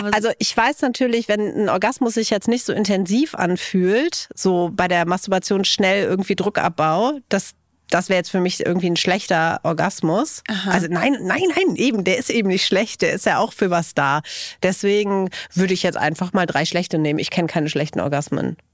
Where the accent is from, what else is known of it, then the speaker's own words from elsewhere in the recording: Cologne, North Rhine-Westphalia, Germany; ich komme ja aus Köln